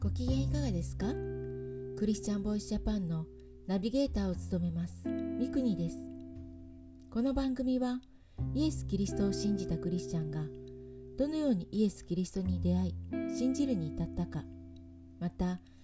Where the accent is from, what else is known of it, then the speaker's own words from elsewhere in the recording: Niigata countryside, Japan; moved away as an adult; also born or lived in Tokyo; 私は新潟の田舎に生まれ家は仏教でした